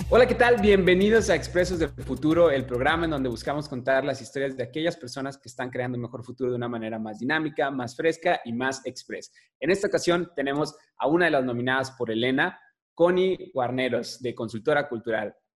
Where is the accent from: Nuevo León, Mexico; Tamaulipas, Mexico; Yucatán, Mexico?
Tamaulipas, Mexico; Tampico; de donde somos nosotros de Tampico